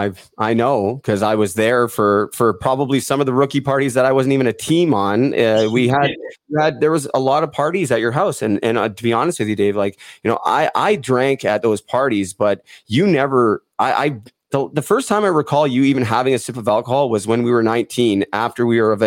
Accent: Port Coquitlam, British Columbia, Canada; Dale Lupel from Port Coquitlam, my hometown.

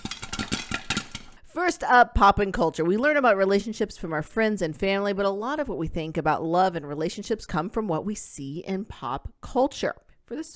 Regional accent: North Georgia, United States; growing up in North Georgia, it was so cold there

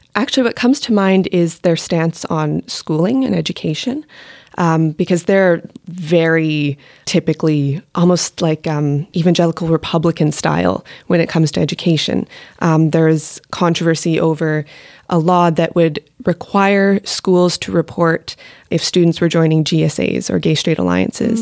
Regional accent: Alberta, Canada; moved away; I'm from Alberta

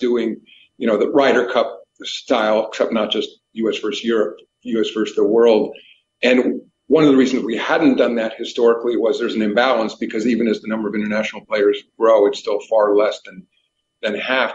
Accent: New York, United States; I grew up in New York

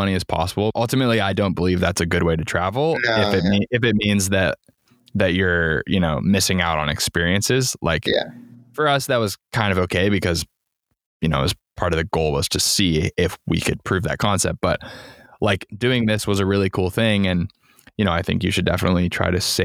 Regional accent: United States; as an American

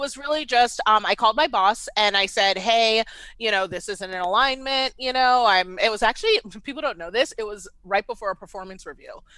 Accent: Washington, District of Columbia, United States; moved away as an adult; also born or lived in Baltimore; now in Atlanta, United States; I was born and raised in D C

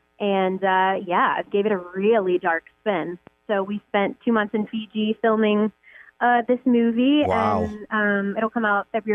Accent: Memphis, Tennessee, United States; now in Los Angeles, United States; I'm from Memphis, Tennessee originally, and I've lived in L.A. 15 years.

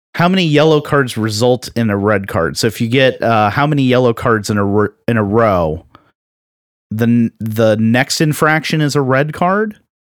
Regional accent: Florida, United States; accent: Floridian; my Floridian accent kicked

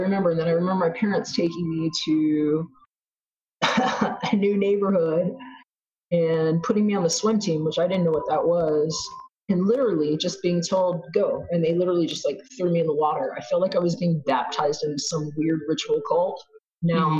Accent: Texas, United States; also born or lived in Brooklyn, New York; I was born in Brooklyn, grew up in Texas

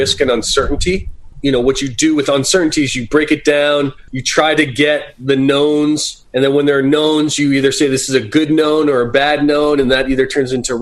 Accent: Boston, Massachusetts, United States; moved away as an adult; also born or lived in Silicon Valley; now in Santa Cruz, United States; I'm originally from Boston

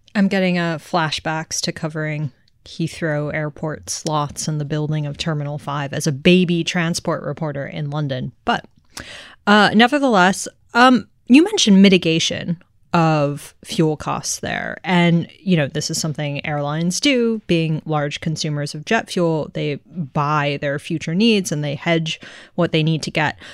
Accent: Tokyo, Japan; I grew up in Tokyo

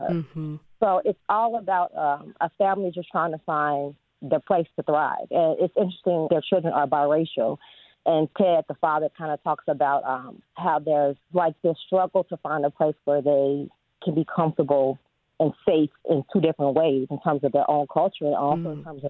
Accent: Chicago, Illinois, United States; I am a born Southsider. I grew up in the Inglewood neighborhood

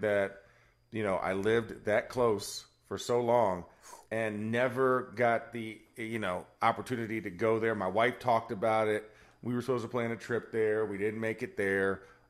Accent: Orlando, Florida, United States; I'm from Orlando

